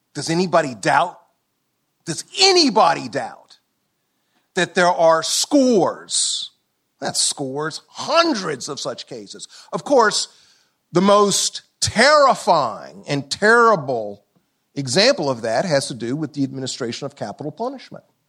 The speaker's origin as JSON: {"language": "English", "town": "Columbia", "region": "South Carolina", "country": "United States", "tie": "born or raised there", "said": "I'm from South Carolina. Columbia, South Carolina, born nineteen fifty-four"}